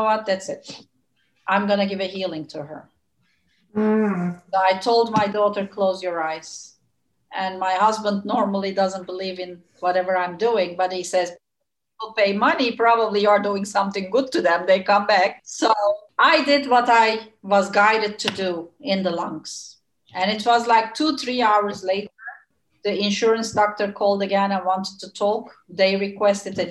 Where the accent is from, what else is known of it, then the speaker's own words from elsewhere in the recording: Turkey; moved away as an adult; now in Netherlands; I come from Turkey, which is always the sunny land